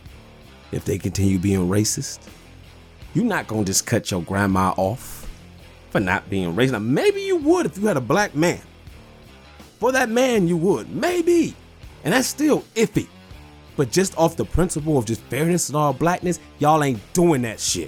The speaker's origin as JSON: {"language": "English", "town": "Detroit", "region": "Michigan", "country": "United States", "said": "I'm from Detroit"}